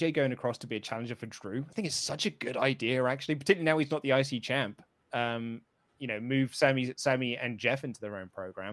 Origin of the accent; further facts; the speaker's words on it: United Kingdom; as a British wrestling fan